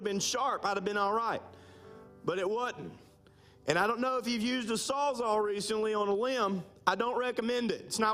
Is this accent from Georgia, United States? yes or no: no; Minden, Louisiana, United States; moved away; First Assembly of God in Minden, Louisiana, my hometown. Now, this is my home, but that's my hometown